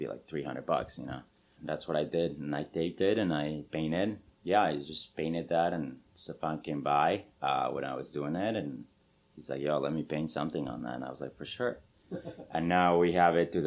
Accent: Mexico City, Mexico; now in Madison, United States; I'm originally from Mexico City

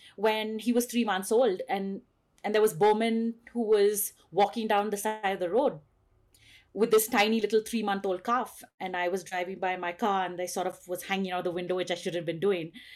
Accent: Western Ghats, South India, India; also born or lived in Bangalore, India; I live at seven thousand feet in the western ghats of South India

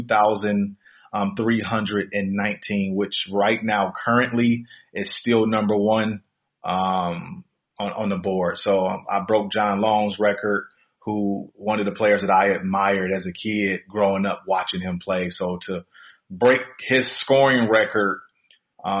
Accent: Detroit, Michigan, United States; I was just a typical kid growing up in Detroit

